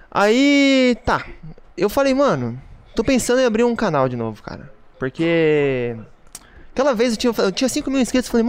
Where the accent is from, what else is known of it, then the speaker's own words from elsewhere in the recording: Toledo, Paraná, Brazil; Eu morava no Paraná ainda, eu sou natural do, do Paraná, né? de Toledo.